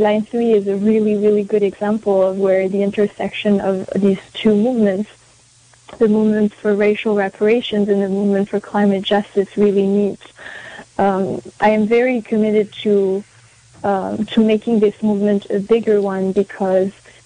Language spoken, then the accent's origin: English; France; also born or lived in Paris, France / Tahiti, French Polynesia; now in United States; I am an immigrant in the United States. I am white identifying. I grew up in Paris, in France, and in Tahiti, on a Pacific island